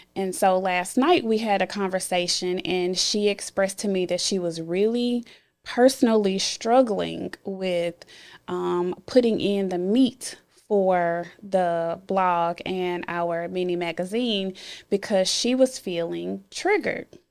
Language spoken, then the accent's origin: English; Memphis, Tennessee, United States; born or raised there